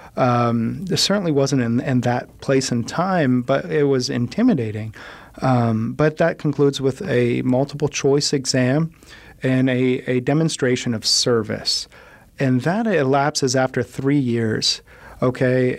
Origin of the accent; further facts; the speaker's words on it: United States; I'm American